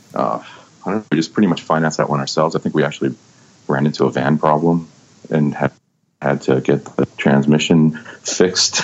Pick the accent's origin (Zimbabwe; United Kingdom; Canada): Canada; Vancouver, British Columbia; I was born and raised in Vancouver